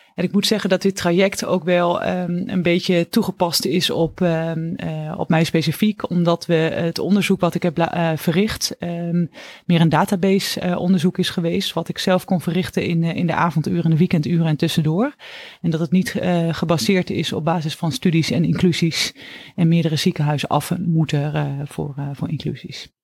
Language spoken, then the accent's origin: Dutch; Oldenzaal, Overijssel, Netherlands; moved away as an adult; now in Utrecht, Netherlands; Ik ben afkomstig uit het oosten van het land, eh, uit Oldenzaal. En ben daar geboren en heb, ben daar eigenlijk ook mijn hele jeugd, eh, opgegroeid.